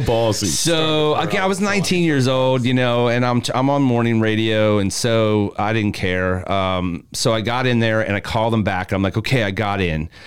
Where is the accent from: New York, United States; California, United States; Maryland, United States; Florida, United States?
Maryland, United States; Columbia; now in Tampa, United States; I'm from Columbia, Maryland, which is literally right in between Baltimore and DC.